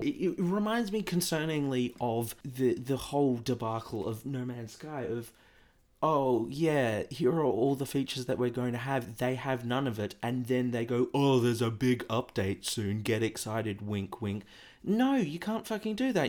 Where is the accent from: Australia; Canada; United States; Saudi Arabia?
Australia; I'm an Aussie